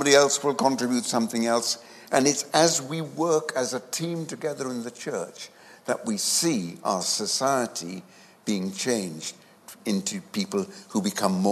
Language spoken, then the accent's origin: English; India; moved away; I was born in India